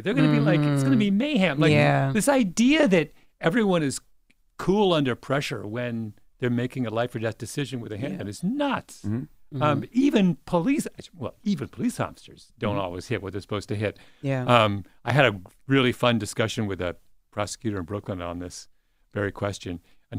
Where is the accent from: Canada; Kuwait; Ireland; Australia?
Canada; now in United States; I can't answer that question because I grew up in Canada and we're... There's no guns.